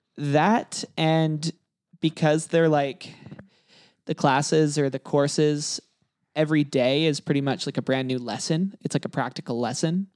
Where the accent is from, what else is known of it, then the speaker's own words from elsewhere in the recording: Kelowna, British Columbia, Canada; I grew up in Kelowna